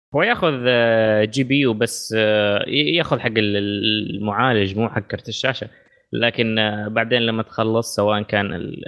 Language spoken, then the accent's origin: Arabic; Saudi Arabia; عندنا في السعوديه